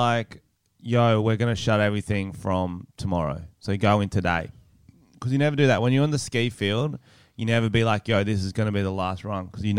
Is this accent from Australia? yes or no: yes; Australia; I'm there the same as every Australian.